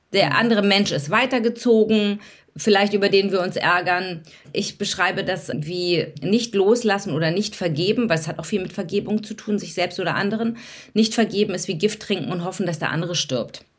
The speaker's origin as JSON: {"language": "German", "region": "Hamburg", "country": "Germany", "moved": "yes", "lives_now": "Berlin, Germany", "said": "Deswegen bin ich äh, durch und durch Berlinerin, obwohl ich eigentlich Hamburgerin bin"}